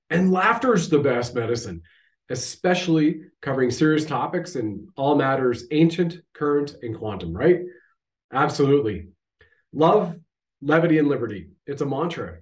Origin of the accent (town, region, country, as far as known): Canada